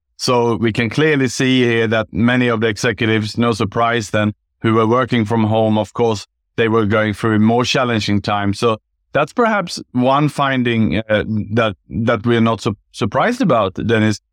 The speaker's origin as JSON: {"language": "English", "country": "Sweden", "tie": "born or raised there", "also_born_or_lived": "Gold Coast, Australia / Bangkok, Thailand", "moved": "as an adult", "lives_now": "Singapore", "said": "I was born in Sweden"}